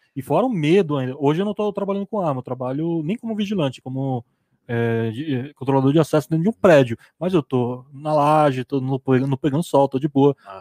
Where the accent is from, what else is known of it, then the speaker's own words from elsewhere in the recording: Manaus, Amazonas, Brazil; Minha terra, quando eu nasci em Manaus